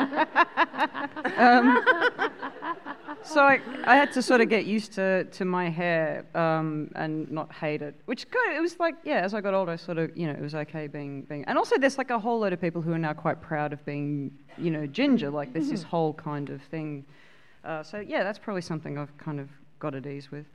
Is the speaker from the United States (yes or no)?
no; Australia; growing up in Australia, you know, like next to the beach